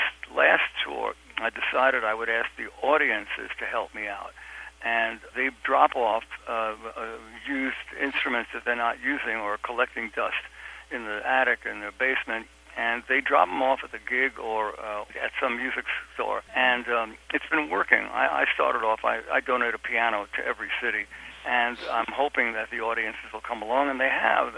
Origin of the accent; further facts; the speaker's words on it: New York City, New York, United States; I come from Brooklyn, from Williamsburg, Brooklyn, which when I grew up there was a dump, and my high school was a dump